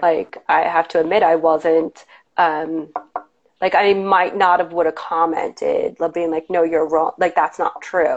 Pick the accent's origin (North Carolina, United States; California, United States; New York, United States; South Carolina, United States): New York, United States; Long Island; moved away as an adult; now in New York City, United States; I come from Long Island and it wasn't super, super diverse. And then when I moved to New York now almost 20 years ago